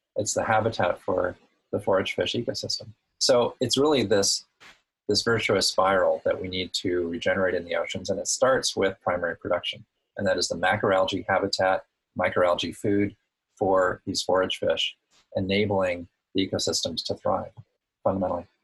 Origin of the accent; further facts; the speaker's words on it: Woods Hole, Massachusetts, United States; also born or lived in Hawaii; my hometown of Woods Hole